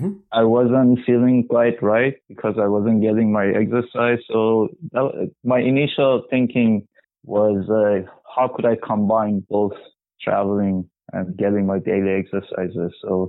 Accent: Iran; moved away as an adult; now in Vancouver, Canada; I'm from Iran originally. I moved to Vancouver in Canada about 10 years ago.

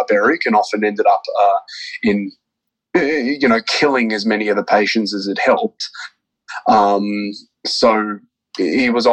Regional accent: Melbourne, Victoria, Australia; now in Tampa, United States; I'm from Melbourne, Australia. I'm currently living in sunny Tampa, Florida

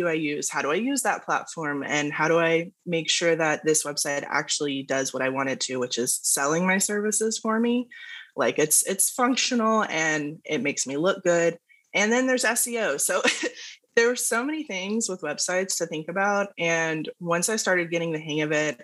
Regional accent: Dallas, Texas, United States; I'm in Dallas, Texas, born and raised

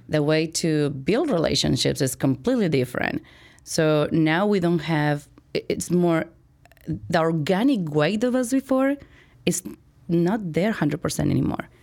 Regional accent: Chihuahua, Mexico; moved away as an adult; now in Chicago, United States; I was born and raised in Mexico, went to college in Mexico

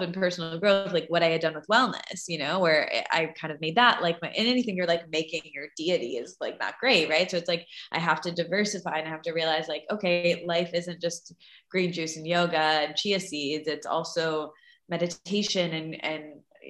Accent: Midwest, United States; I grew up in the Midwest and my family owned fast food chains

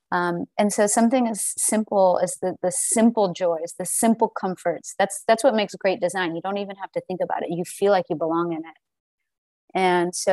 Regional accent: Southern United States, United States; as a Southerner, as a Black woman, as uh, you know, a person that grew up without means, as a person that is a child of immigrants

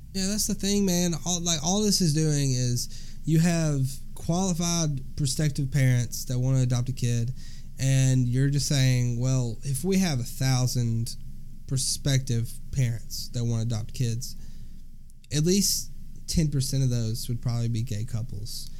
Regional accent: Alabama, United States; we're from Alabama. We are from the deep South Bible Belt.

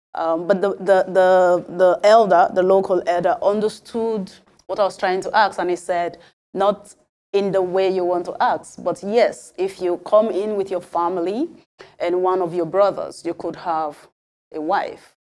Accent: Nigeria; moved away; also born or lived in Europe; as a Nigerian

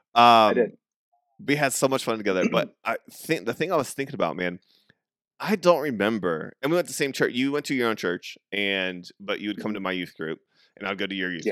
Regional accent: St. Louis, Missouri, United States; I just go St. Louis

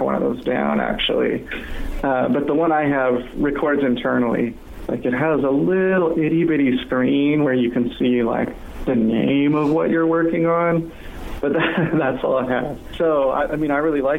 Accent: San Francisco, California, United States; now in Seattle, United States; I'm actually from San Francisco originally, but I've been in Seattle for like 15 years, 16, something like

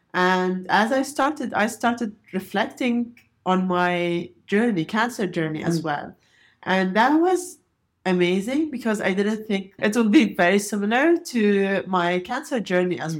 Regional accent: Jordan; I came from Jordan, and Jordan is a very, very hilly country

